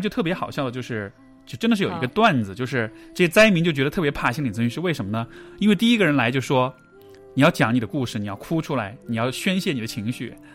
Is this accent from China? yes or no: yes; Chengdu, Sichuan, China; moved away; also born or lived in Canada; 因为我是成都人，所以这其实是我自己家乡